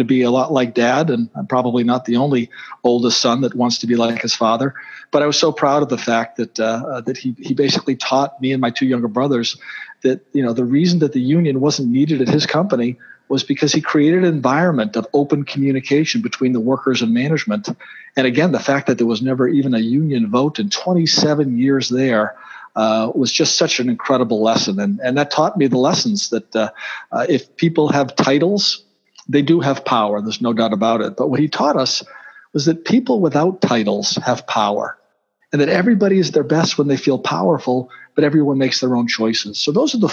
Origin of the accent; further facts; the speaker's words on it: Boston, Massachusetts, United States; because of my accent, I was born and bred in Boston.